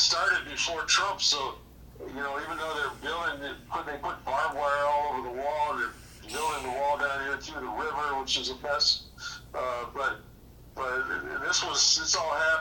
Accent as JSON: {"language": "English", "town": "Chicago", "region": "Illinois", "country": "United States", "moved": "yes", "lives_now": "Naco, United States", "said": "I'm from Chicago"}